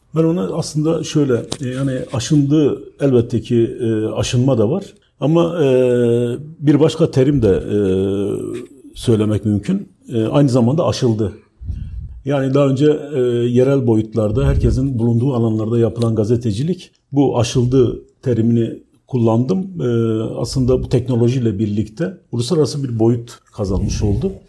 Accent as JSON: {"language": "Turkish", "town": "Diyarbakır", "region": "Diyarbakır Province", "country": "Turkey", "tie": "born or raised there", "also_born_or_lived": "Ankara", "said": "bu kent mesela Diyarbakır gibi bir kentte doğup büyüdüğüm yerler"}